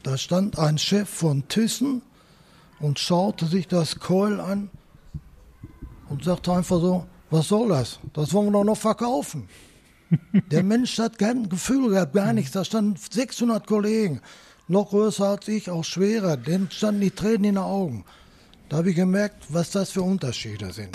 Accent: Dortmund, North Rhine-Westphalia, Germany; ich bin in Kirchderne zur Volksschule gegangen

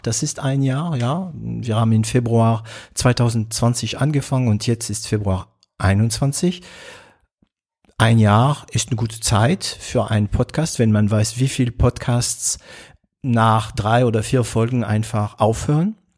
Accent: France; accent: French; German is a second language; moved away as an adult; now in Germany; ich bin Franzose, ich bin kein Belgier, ich bin kein Kanadier. Ähm, ich bin in Frankreich geboren

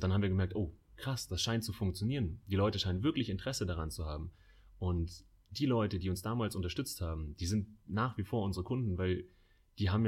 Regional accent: Munich, Bavaria, Germany; mit dem Heimatbezug München. Wir lieben München, wir kommen alle aus München.

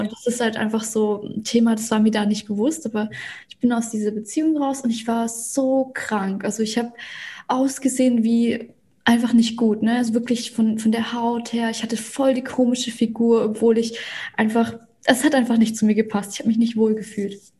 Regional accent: Russia; now in Germany; Ich bin ja gebürtige Russin, deswegen mache ich auch viel auf Russisch

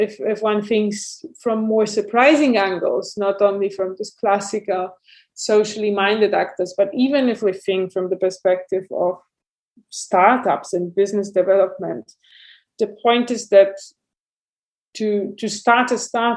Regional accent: Warsaw, Masovian Voivodeship, Poland; moved away as an adult; now in Berlin, Germany; I'm originally from Warsaw, and I used to be also an urban activist in Warsaw

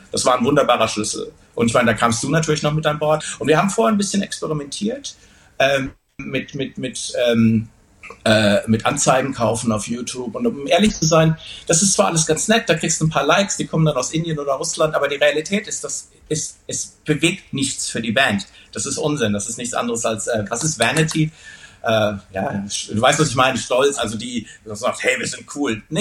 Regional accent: Wuppertal, North Rhine-Westphalia, Germany; wir kommen aus Wuppertal, wir sind stolz drauf, aus Wuppertal zu kommen

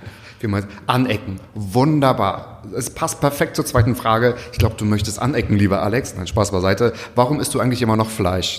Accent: Müritz National Park, Mecklenburg-Vorpommern, Germany; Also ich komme aus dem Müritz Nationalpark

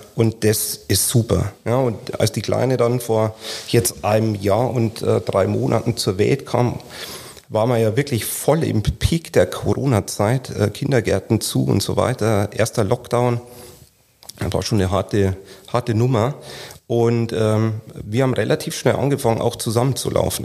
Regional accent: Lower Bavaria, Germany; in Niederbayern, wo ich herkomme

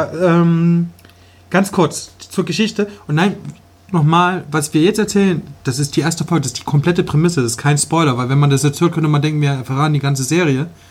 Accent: Leipzig, Saxony, Germany; Wenn ich jetzt hier in der Schule früher ein super Fußballspieler ja. war, dann hat das hier keinen interessiert in Leipzig

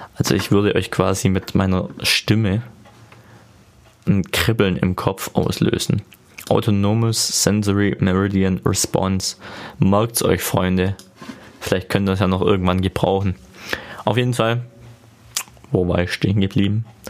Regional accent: Ostalbkreis, Baden-Württemberg, Germany; accent: Swabian; ich komme aus dem Ortsteilkreis in Baden-Württemberg

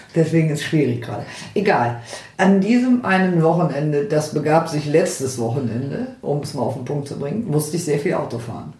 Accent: Northern Germany, Germany; ich komme aus dem Norden, schon immer gewesen

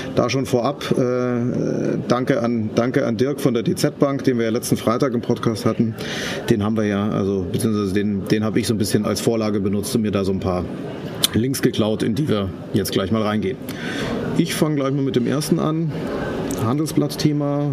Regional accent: Munich, Bavaria, Germany; für mich als Münchner

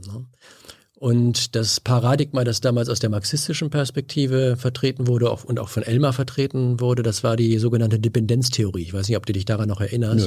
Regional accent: Bünde, North Rhine-Westphalia, Germany; moved away as an adult; now in Berlin, Germany; ich kam aus, also Bünde hat 40.000 Einwohner

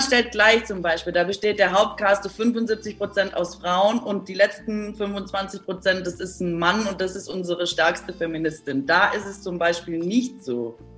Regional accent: Baden-Württemberg, Germany; moved away; Ich komme ja aus Baden-Württemberg

